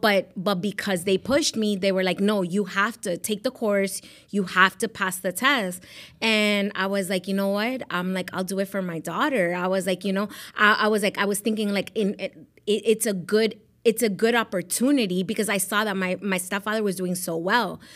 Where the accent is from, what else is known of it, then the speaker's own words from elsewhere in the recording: Miami, Florida, United States; also born or lived in Medellín, Colombia / Rhode Island; I grew up in Miami.